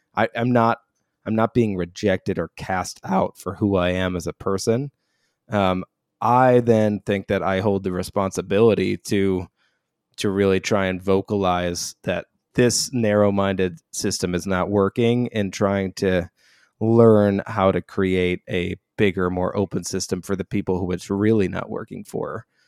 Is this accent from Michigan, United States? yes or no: yes; Royal Oak, Michigan, United States; I was raised outside of Detroit, so a town called Royal Oak in suburban Detroit, Michigan